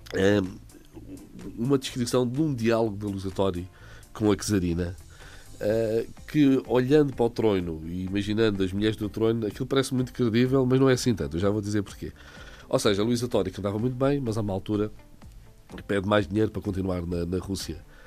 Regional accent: Setúbal, Portugal; also born or lived in Lisbon; sou, sou de Setúbal

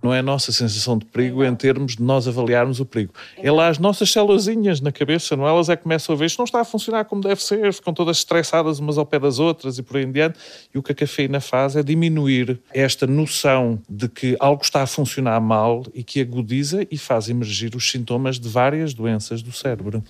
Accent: Lisbon, Portugal; moved away as an adult; also born or lived in Cambridge, England; now in Coimbra, Portugal; Sou de Lisboa.

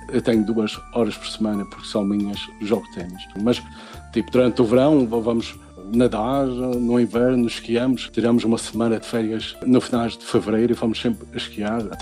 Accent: Portugal; also born or lived in England; now in Sweden; Em 99, eu senti que precisava de mais do que estavam a dar em Portugal. Por isso, eu saí de Portugal em direção à Inglaterra, sozinho.

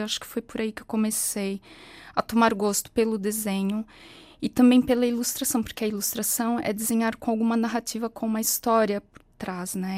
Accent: São Paulo, Brazil; moved away as an adult; now in Portugal; Eu nasci e cresci em São Paulo, no Brasil.

